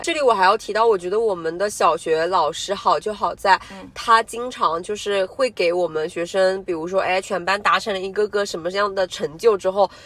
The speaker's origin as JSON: {"language": "Chinese", "country": "China", "said": "我们中国人"}